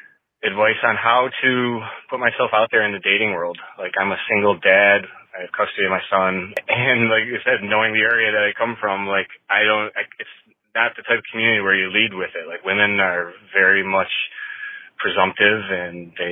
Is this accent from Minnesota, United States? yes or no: no; Buffalo, New York, United States; I'm calling from the Northeast. I'm from Buffalo